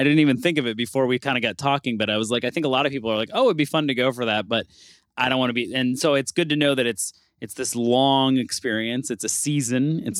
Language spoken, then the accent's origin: English; Buffalo, New York, United States; moved away; I grew up in Buffalo, and like, obviously, you couldn't probably get more different from New Orleans than Buffalo, New York.